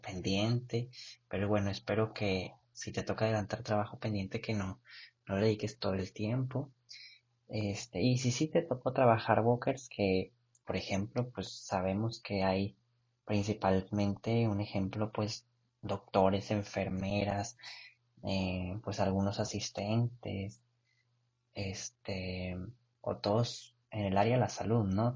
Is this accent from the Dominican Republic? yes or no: no; Mexico; nosotros como mexicanos